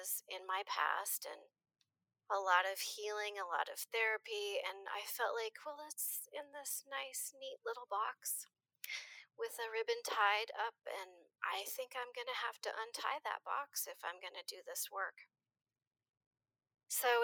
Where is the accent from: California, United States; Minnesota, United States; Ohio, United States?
Minnesota, United States; a small town in; moved away as an adult; also born or lived in Rochester, Minnesota; now in Eugene, United States; I grew up in a small town in Minnesota.